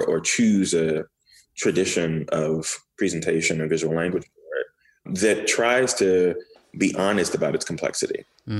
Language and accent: English; Miami, Florida, United States; also born or lived in Port-au-Prince, Haiti; growing up in Miami